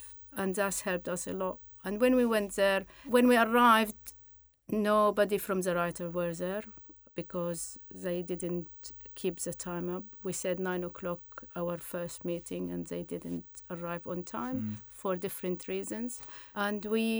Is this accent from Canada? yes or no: no; Syria; moved away; I came from Syria